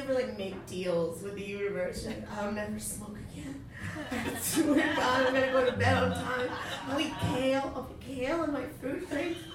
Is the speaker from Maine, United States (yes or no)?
yes; Maine, United States; I'm from Maine